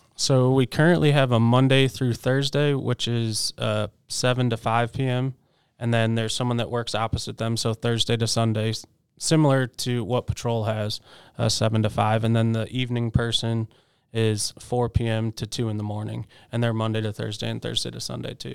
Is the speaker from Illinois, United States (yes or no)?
yes; Chicago, Illinois, United States; moved away; also born or lived in West Virginia / Washington, D.C.; I did grow up in Chicago